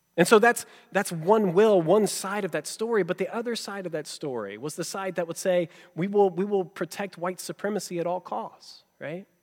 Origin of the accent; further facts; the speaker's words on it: Georgia, United States; growing up in Georgia where I did